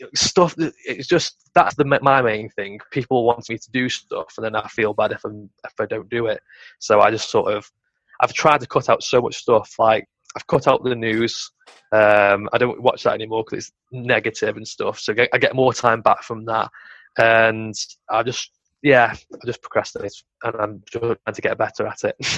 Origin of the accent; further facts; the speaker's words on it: Stoke-on-Trent, West Midlands, United Kingdom; I'm originally from Stoke on Trent